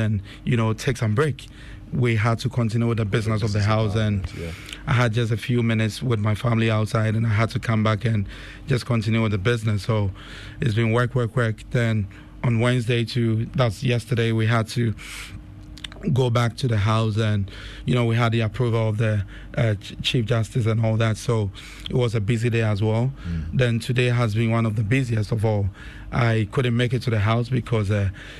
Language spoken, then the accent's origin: English; Kumasi, Ashanti, Ghana; moved away as an adult; also born or lived in Kumawu / United States; I was born in Kumase. At Old Tafo. Yes, my parents, Mr. Francis Kwajani, and my mom, Mercy Opoku. So I was raised in Tafo for some years. Then we moved to Bokrom Estate, also in the mention of in Kumasi as well.